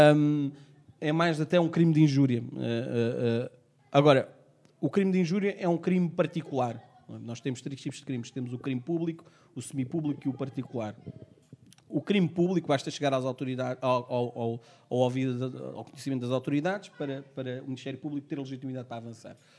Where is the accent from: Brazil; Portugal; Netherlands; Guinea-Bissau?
Portugal; Eu nasci cá, portanto, sou português, negro